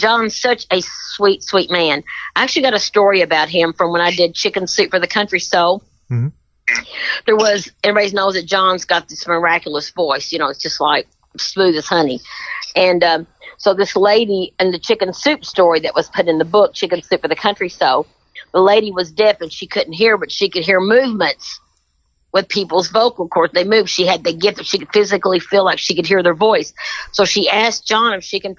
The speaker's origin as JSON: {"language": "English", "region": "Kentucky", "country": "United States", "said": "I'm very proud of my Kentucky, you know, my Kentucky connections"}